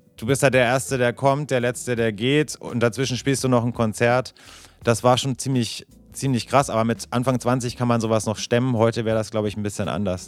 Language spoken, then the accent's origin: German; Bavaria, Germany; ich komme ja aus Bayern